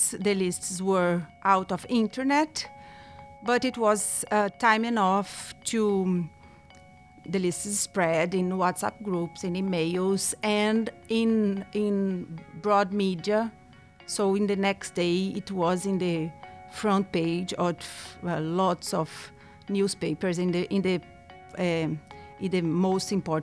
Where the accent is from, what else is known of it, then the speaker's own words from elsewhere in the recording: Brazil; I'm from Brazil.